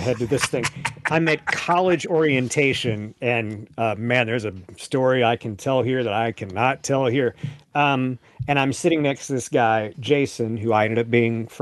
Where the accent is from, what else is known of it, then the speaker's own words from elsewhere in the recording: Lewisburg, United States; moved to my hometown of Lewisburg